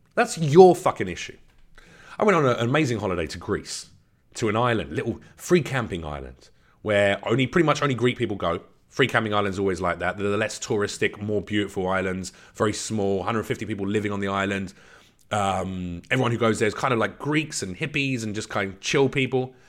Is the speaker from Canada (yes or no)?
no; London, United Kingdom; I was born in England, in London.